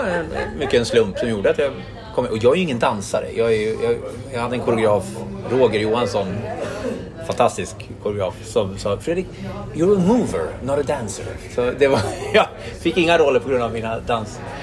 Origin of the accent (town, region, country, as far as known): Gävle, Gävleborg County, Sweden; born or raised there; moved away as an adult; also born or lived in Stockholm